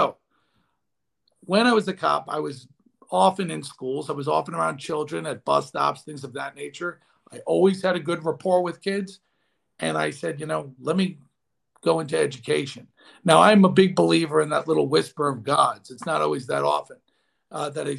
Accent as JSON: {"language": "English", "area": "Long Island", "region": "New York", "country": "United States", "tie": "born or raised there", "said": "I was raised on Long Island, blue collar family"}